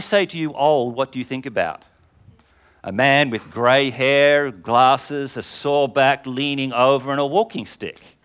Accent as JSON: {"language": "English", "region": "England", "country": "United Kingdom", "said": "I'm English"}